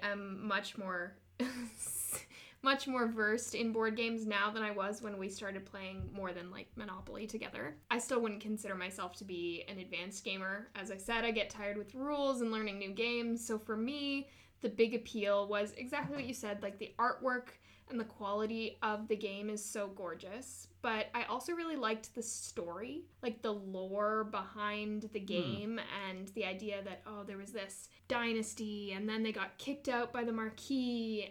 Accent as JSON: {"language": "English", "town": "Mississauga", "region": "Ontario", "country": "Canada", "tie": "born or raised there", "lives_now": "Waterloo, Canada", "said": "I grew up in Mississauga"}